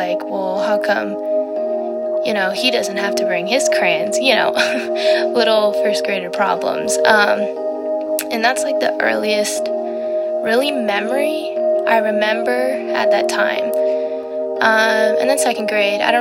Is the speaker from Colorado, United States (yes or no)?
yes; Colorado, United States; also born or lived in Texas; I was born in Texas, and I lived there for about 4 years, and then I had a little brother, and then we moved over to Colorado